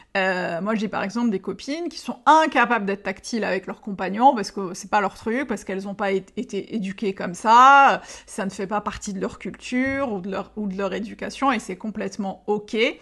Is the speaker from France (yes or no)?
no; Algeria; je suis née, que j'ai grandi en Algérie